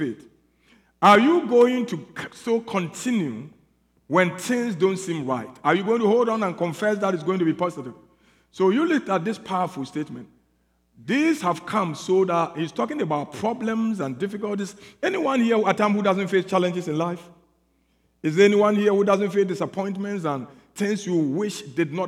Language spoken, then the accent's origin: English; South Africa; I'm here from South Africa